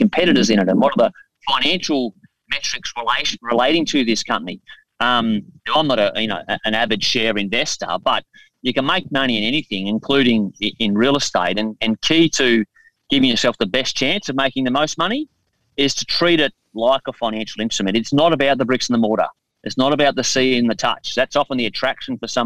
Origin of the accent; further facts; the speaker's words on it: Brisbane, Queensland, Australia; my hometown of Brisbane